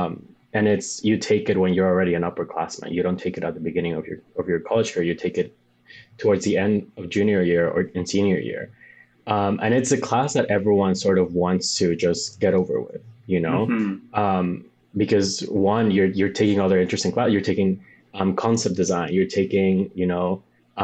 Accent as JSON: {"language": "English", "country": "Bolivia", "tie": "born or raised there", "second_language": "English", "moved": "yes", "lives_now": "New York, United States", "said": "I'm from Bolivia"}